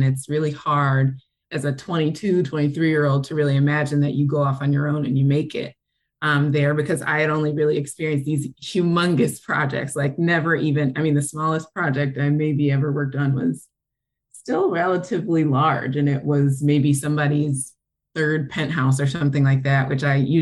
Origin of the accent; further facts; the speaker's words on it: New Jersey, United States; moved away as an adult; also born or lived in Atlanta, Georgia / Westchester, New York / New Rochelle, New York / New York City; now in Detroit, United States; technically I'm from Atlanta, but I moved to New Jersey when I was 8 or 9.